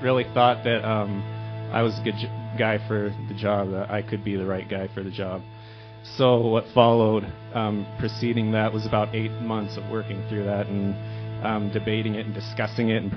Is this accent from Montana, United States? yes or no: yes; Billings, Montana, United States; now in Helena, United States; I'm from Billings